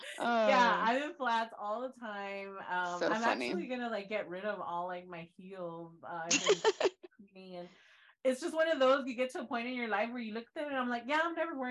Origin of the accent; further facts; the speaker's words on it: Texas, United States; moved away as an adult; I'm from Texas